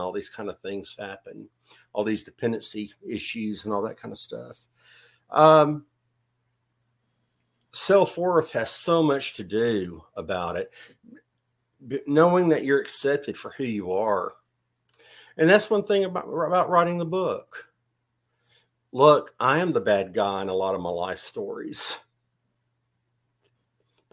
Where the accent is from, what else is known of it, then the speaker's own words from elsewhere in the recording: Griffin, Georgia, United States; I'm actually from Griffin, Georgia, where Joe Scarpa lived.